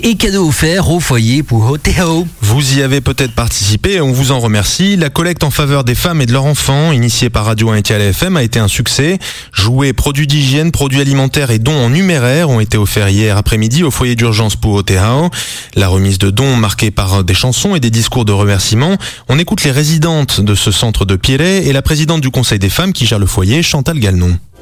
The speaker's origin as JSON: {"language": "French", "country": "French Polynesia", "said": "chez nous en Polynésie"}